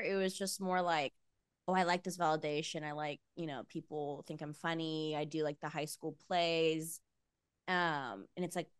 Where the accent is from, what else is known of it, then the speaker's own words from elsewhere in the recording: Visalia, California, United States; I grew up in Visalia. It's like 3 hours north